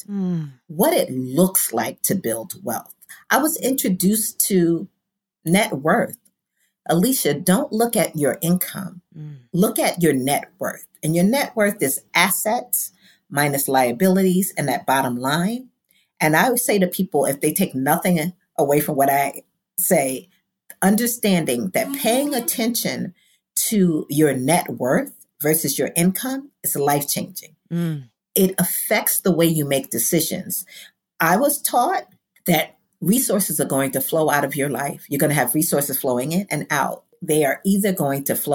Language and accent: English; New York City, New York, United States; I am from Brooklyn, humble beginnings, Bedford-Stuyvesant